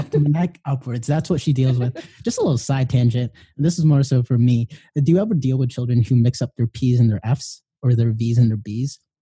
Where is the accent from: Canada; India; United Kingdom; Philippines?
Philippines; I'm Filipino